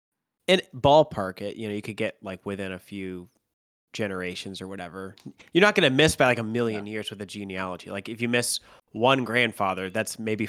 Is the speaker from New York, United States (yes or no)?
no; Ohio, United States; I'm from Ohio